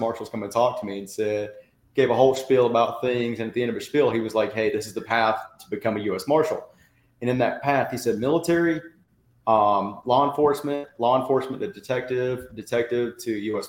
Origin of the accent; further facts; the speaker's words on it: Tennessee–Georgia state line, United States; I grew up um, on the state line of Tennessee and Georgia